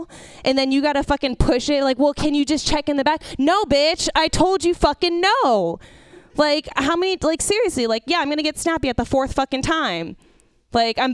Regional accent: San Francisco, California, United States; I grew, was born and raised in San Francisco

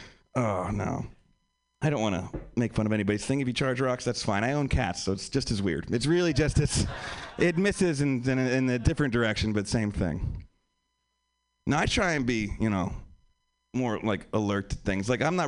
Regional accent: Pennsylvania, United States; now in Los Angeles, United States; I'm from Pennsylvania. I live in LA now. I'm still getting used to the West Coast thing. I've been here for like 2 years.

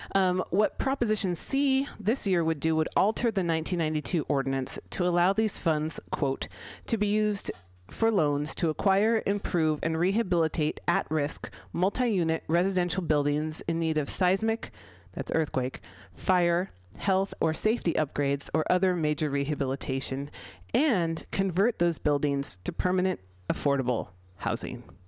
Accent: San Francisco, California, United States; here in San Francisco, California, my hometown

